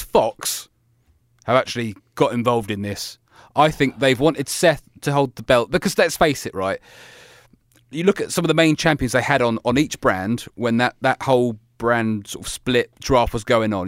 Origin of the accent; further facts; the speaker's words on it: Leeds, Yorkshire and the Humber, United Kingdom; I am your host from Leeds, England